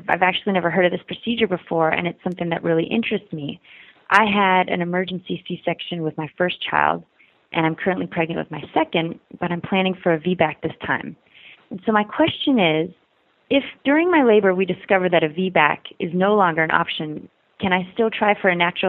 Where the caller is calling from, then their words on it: New York City, New York, United States; I'm calling from New York City.